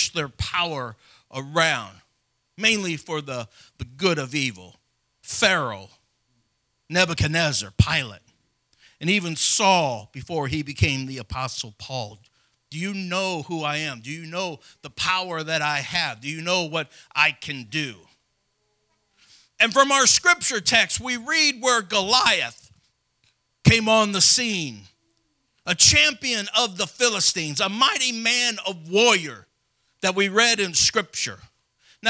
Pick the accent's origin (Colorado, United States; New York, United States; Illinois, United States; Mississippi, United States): Illinois, United States; Madison; as the smallest boy in my school growing up in Madison, Illinois, just Madison Public School